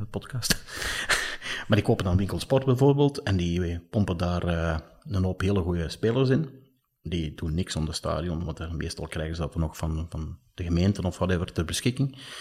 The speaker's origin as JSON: {"language": "Dutch", "country": "Belgium", "said": "wij daar als, als, als Belgen"}